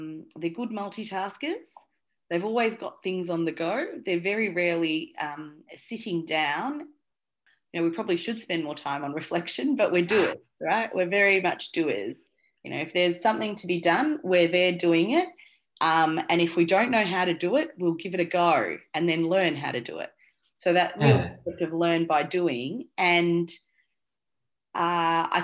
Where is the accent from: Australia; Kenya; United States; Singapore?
Australia; also born or lived in Colombo, Sri Lanka / Saudi Arabia; So I was born in Colombo in Sri Lanka, but I was only there for 9 months actually. And then my family, which was just mum and dad at that stage, we migrated to Saudi Arabia, which was actually quite common for a lot of Sri Lankan families in those days. And so I sort of was there till I was about 6 and a half, and that's when we migrated to Australia